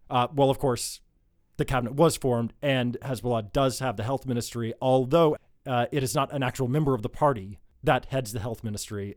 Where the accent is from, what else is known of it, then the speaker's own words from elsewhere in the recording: United States; now in Lebanon; As an American